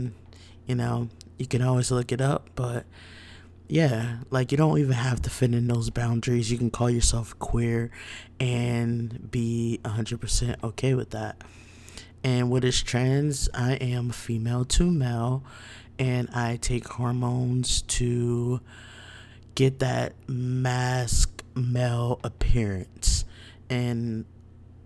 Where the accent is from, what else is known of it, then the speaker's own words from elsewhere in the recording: New Jersey, United States; now in Virginia Beach, United States; I'm from Jersey, but currently reside in Virginia Beach